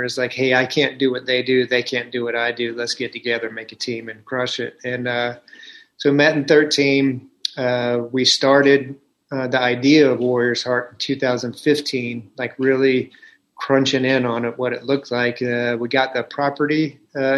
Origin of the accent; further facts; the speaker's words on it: the South, United States; I was raised in the South